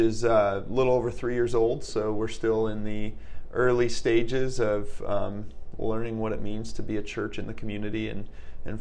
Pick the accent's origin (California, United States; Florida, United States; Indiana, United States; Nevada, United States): Indiana, United States; Fort Wayne; also born or lived in Texas; I was in fourth grade and moved to Fort Wayne. Mm. So I moved from Texas, but the town I lived in Texas was a small town